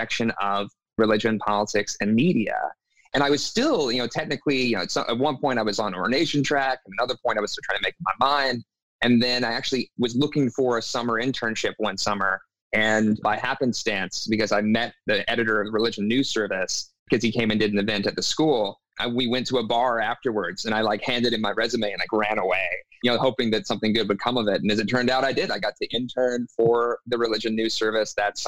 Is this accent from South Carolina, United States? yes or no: yes; South Carolina, United States; I grew up in the Southeast. I'm from South Carolina. You know, spent most of my life there